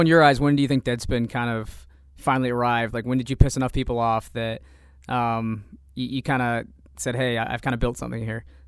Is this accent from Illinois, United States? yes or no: yes; Savoy, Illinois, United States; also born or lived in Champaign, Illinois; I'm from Champaign, but the, technically my address is in Savoy